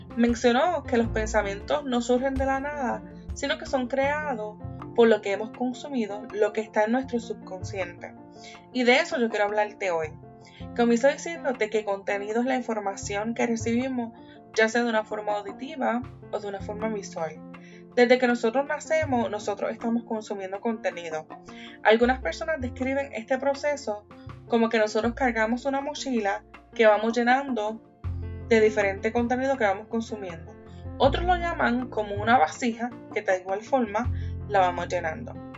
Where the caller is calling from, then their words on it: Columbus, Ohio, United States; Te envío saludos desde la ciudad de Columbus, Ohio